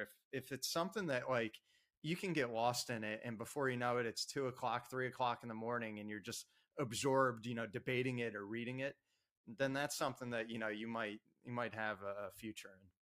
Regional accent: Ocean Township, New Jersey, United States; I was uh, born and raised in Ocean Township, New Jersey.

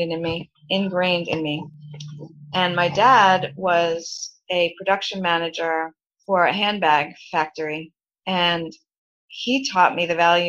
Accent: New York City, New York, United States; I grew up in Brooklyn, New York.

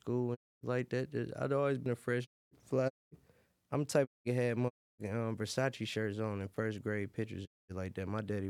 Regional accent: Detroit, Michigan, United States; I'm really originally from the Red Zone though.

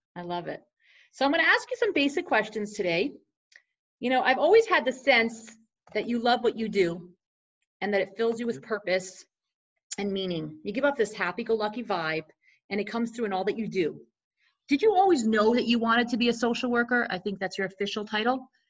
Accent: Morristown, New Jersey, United States; growing up in Morristown, New Jersey, my family had the privilege of hosting you

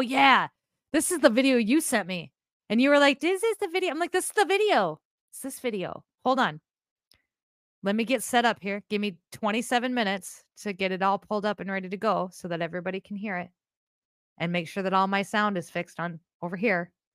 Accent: Iowa, United States; I'm from Iowa

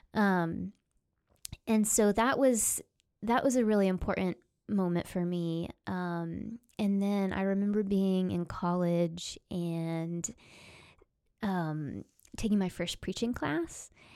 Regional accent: Oklahoma, United States; I grew up in Oklahoma in a really conservative, evangelical Christianity, Southern Baptist roots

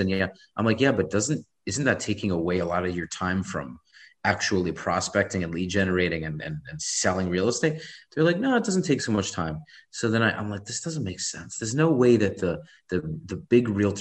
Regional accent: New York City, New York, United States; I'm a New Yorker.

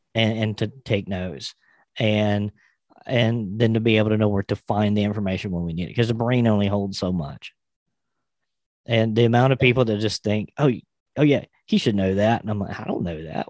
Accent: South Carolina, United States; here in my home state of South Carolina

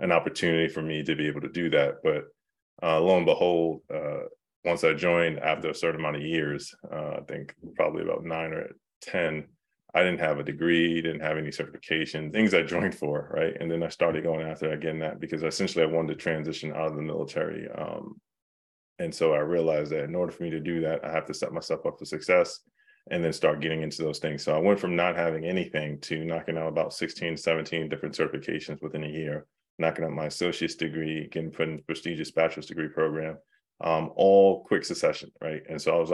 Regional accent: New York City, New York, United States; moved away; I'm from New York

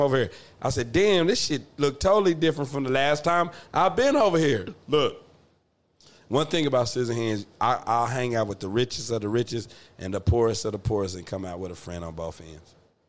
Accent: Atoka, Oklahoma, United States; It was my hometown growing up in Atoka, right? So I live with my grandmother.

